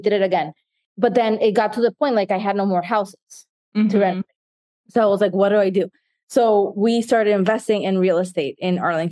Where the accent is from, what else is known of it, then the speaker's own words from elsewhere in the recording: Nicaragua; now in United States; I grew up in Nicaragua